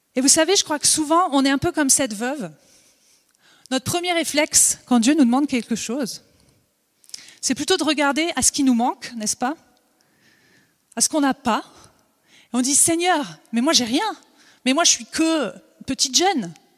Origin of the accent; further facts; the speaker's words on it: Vosges, Grand Est, France; also born or lived in Alsace; now in Montpellier, France; je suis née dans les Vosges, j'ai habité en Alsace